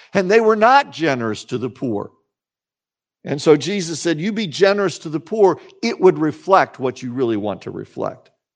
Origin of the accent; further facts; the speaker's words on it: Salina, Kansas, United States; I grew up in Salina, Kansas.